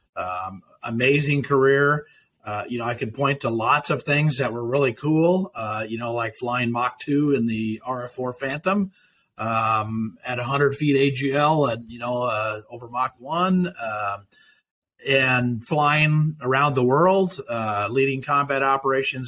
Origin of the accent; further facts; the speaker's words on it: Nebraska, United States; the opportunities that those presented me in my hometown